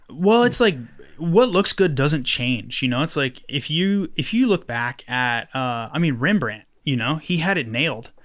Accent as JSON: {"language": "English", "town": "Knoxville", "region": "Tennessee", "country": "United States", "tie": "born or raised there", "said": "I grew up over, like, in Cumberland Estates"}